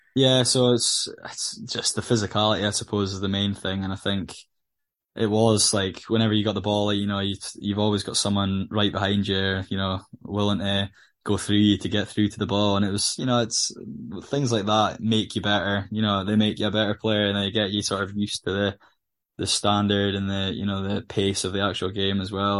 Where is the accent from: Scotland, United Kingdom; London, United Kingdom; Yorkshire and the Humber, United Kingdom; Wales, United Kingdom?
Scotland, United Kingdom; Aberdeen; I'm from Aberdeen